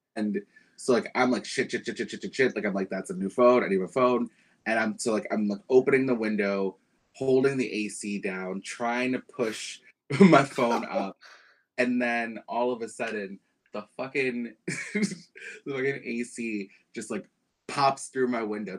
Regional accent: New York City, New York, United States; I grew up in Bed-Stuy

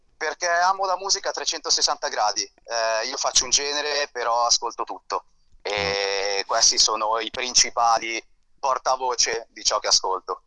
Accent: Seveso, Lombardy, Italy; Io sono dell'Interla Milanese, sono di Seveso.

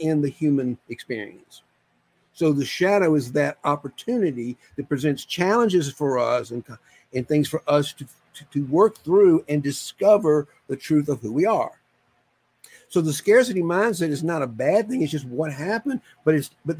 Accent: deep South, Georgia, United States; I was born in Georgia, deep South Georgia.

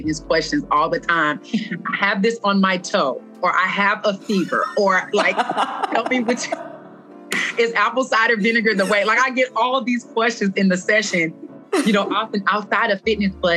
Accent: Louisiana, United States; moved away; I came from a small town in Louisiana

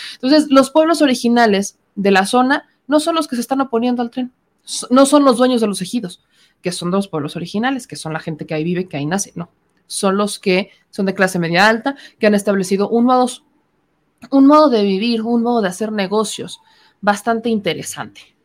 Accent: Mexico; Somos mexicanos

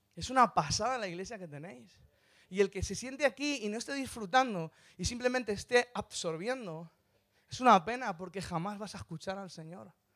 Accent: Madrid, Community of Madrid, Spain; soy de Madrid. Soy gato.

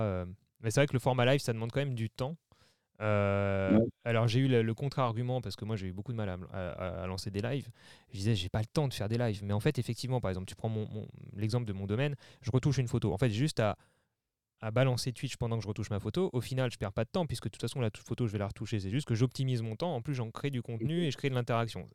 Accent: Mulhouse area, Alsace, Grand Est, France; moi je suis originaire de la région de Mulhouse, en Alsace

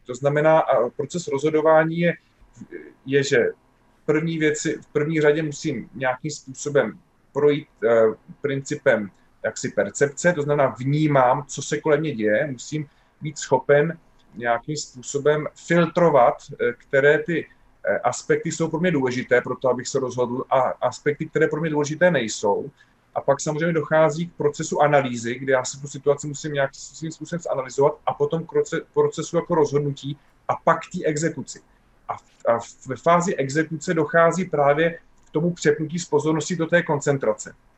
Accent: Czechia; že my jsme Češi

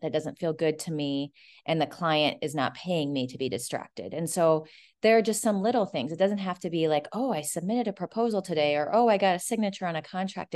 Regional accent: Omaha, Nebraska, United States; moved away; I'm actually from Omaha, Nebraska

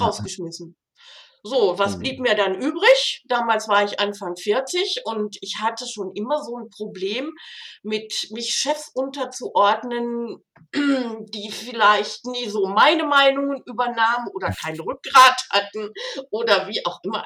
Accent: Rhineland, Germany; moved away as an adult; also born or lived in Switzerland; now in Konstanz, Germany; Ich bin Rheinländer

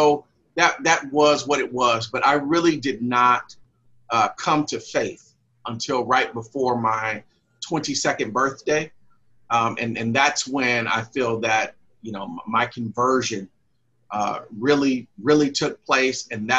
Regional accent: San Francisco, California, United States; I grew up in San Francisco and at the Uptown Church of Christ under the minister of J.M. Butler and then James E. Austin.

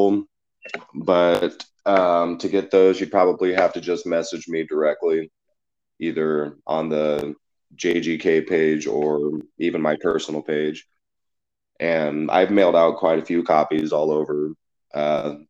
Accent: a small town in Nebraska, United States; I'm from a small town in Nebraska, and the support overseas has been more immense than the support in my hometown

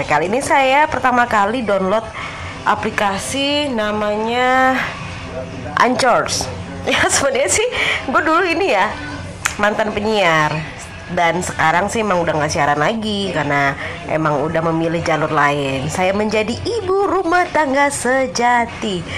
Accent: Padang, West Sumatra, Indonesia; born there; kalau di Indonesia terutama di kota Padang tempat kelahiran saya umur segitu itu bisa dibilang umur yang sudah cukup tua ya

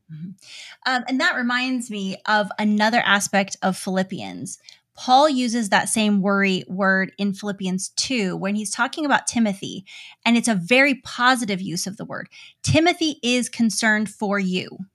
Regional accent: United States; As an American parent

